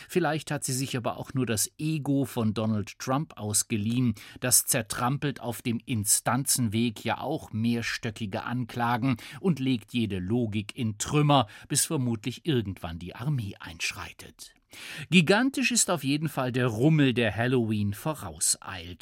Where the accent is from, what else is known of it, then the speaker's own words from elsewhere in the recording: Bavaria, Germany; Bei uns in Bayern